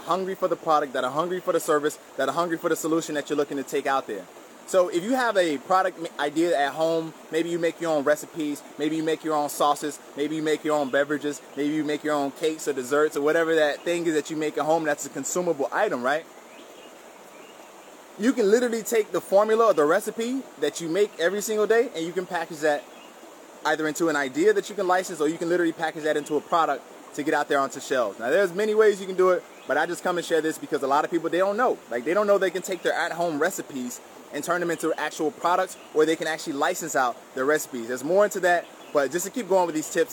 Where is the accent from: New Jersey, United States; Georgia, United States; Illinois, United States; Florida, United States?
Florida, United States; South Miami; I grew up in South Miami, Florida to a single mom